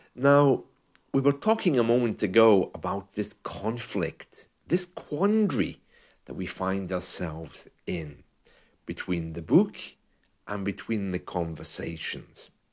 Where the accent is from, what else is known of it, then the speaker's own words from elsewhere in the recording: United Kingdom; As a British man who has lived and worked in the U K